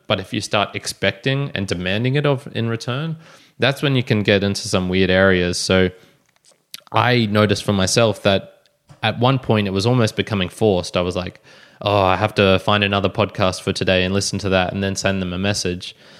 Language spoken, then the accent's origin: English; Australia; I'm an Aussie podcaster